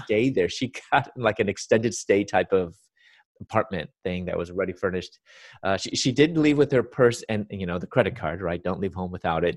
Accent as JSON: {"language": "English", "town": "Chicago", "region": "Illinois", "country": "United States", "tie": "born or raised there", "said": "was born and raised in Chicago"}